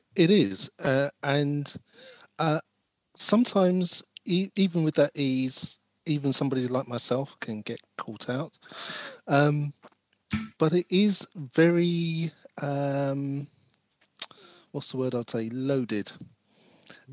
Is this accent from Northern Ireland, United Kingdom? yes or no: no; London, United Kingdom; I was born in West London, but uh, I see myself as a South Londoner South Londoner, and um, and I've grew most of my life. My first 18, 20 years was in South London.